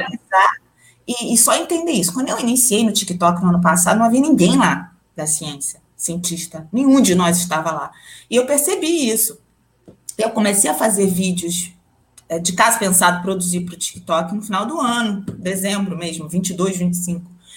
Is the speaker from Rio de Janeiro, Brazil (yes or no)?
yes; Rio de Janeiro, Brazil; moved away as an adult; also born or lived in São Paulo; now in Mato Grosso, Brazil; criança criada em apartamento, mas que qualquer buraquinho que tinha, e sendo carioca, estava sempre na praia